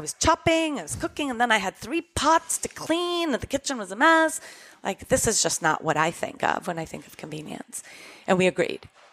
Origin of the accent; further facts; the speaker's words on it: Costa Rica; moved away; we grew up in Costa Rica